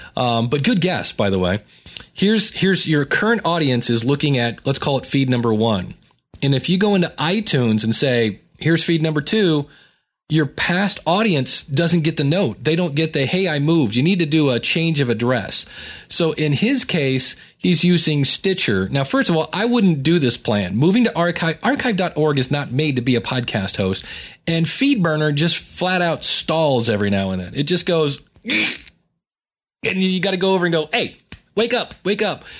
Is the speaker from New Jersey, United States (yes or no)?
no; Akron, Ohio, United States; growing up in Akron